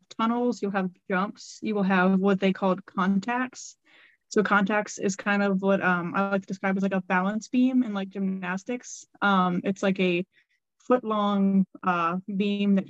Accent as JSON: {"language": "English", "region": "Ohio", "country": "United States", "said": "I am from Ohio"}